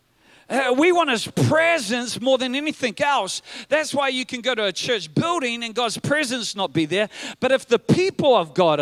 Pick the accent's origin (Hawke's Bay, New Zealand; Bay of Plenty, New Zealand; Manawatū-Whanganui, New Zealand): Manawatū-Whanganui, New Zealand; Whanganui; growing up in Whanganui